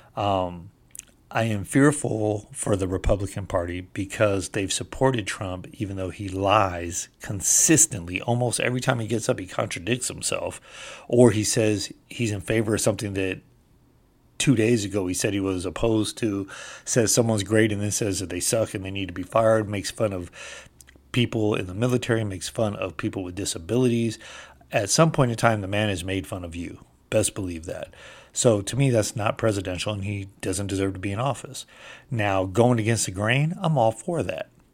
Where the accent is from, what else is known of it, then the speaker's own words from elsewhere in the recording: California, United States; moved away; I'm from California originally